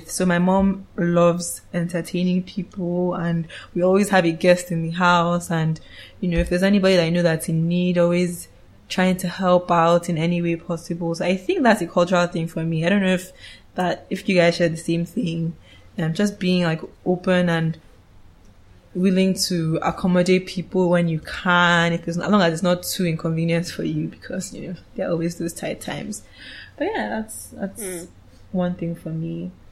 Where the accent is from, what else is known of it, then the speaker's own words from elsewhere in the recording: Cross River, Nigeria; So, like I said earlier, I'm Efik mm. and I'm from Cross River State.